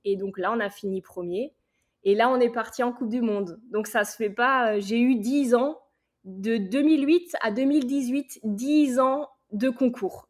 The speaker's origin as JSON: {"language": "French", "area": "Alsace", "region": "Grand Est", "country": "France", "tie": "born or raised there", "moved": "as an adult", "lives_now": "United States", "said": "Je suis alsacienne"}